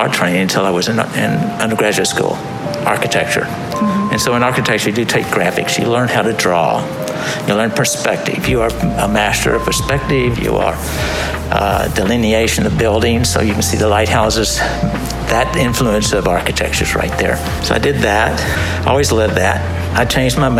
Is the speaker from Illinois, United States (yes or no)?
no; Houston, Texas, United States; also born or lived in El Paso, Texas / Washington, D.C.; I grew up in Houston, Texas